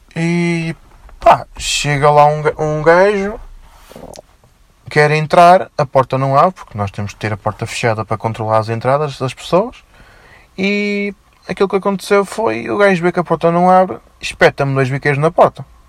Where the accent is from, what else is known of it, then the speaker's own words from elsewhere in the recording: Felgueiras, Norte, Portugal; eu sou de Felgueiras